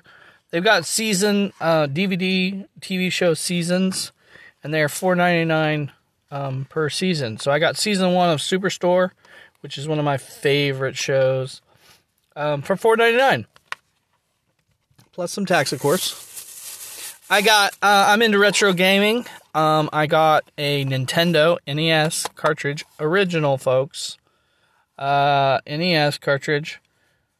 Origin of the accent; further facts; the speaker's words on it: Nevada, Missouri, United States; my hometown, local, or at least in my home county